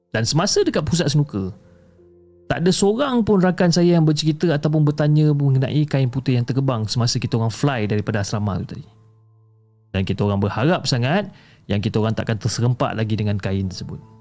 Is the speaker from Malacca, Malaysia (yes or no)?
no; Seremban, Negeri Sembilan, Malaysia; dan saya berasal daripada Negeri Sembilan. Okey, daripada Sekemban, Negeri Sembilan.